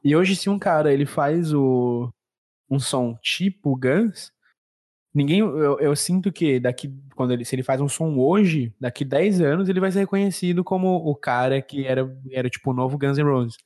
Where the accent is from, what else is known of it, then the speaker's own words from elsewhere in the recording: Brazil; A gente, como como brasileiro